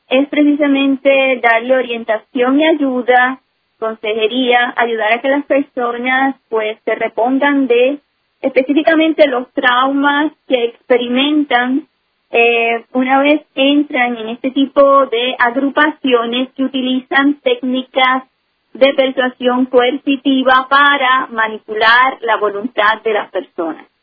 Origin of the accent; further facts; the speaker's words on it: Puerto Rico; now in New Jersey, United States; yo nací en Puerto Rico de ciudadanía en Puerto Rico, sí.